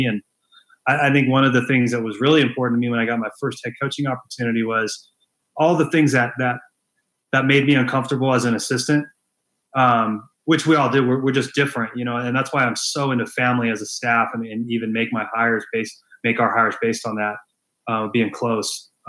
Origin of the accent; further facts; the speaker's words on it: Temecula, California, United States; moved away as an adult; now in Pullman, United States; if you grow up on the West Coast like I did, I grew up in Temecula in Southern California.